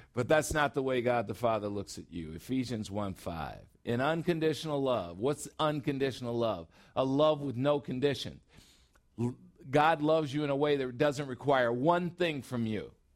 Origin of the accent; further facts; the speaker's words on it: Chicago, Illinois, United States; now in Phoenix, United States; I'm a Chicagoan and now I'm in Phoenix